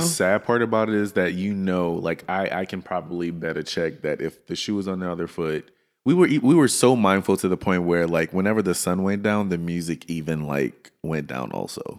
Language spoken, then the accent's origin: English; Louisiana, United States; now in Dallas, United States; I'm from Louisiana. I'm right next door